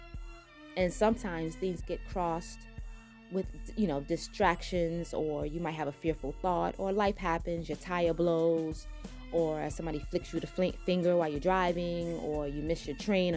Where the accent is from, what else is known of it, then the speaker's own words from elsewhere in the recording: New York City, New York, United States; accent: New York twang; I am a New Yorker at heart. I have been riding the subway since a little girl.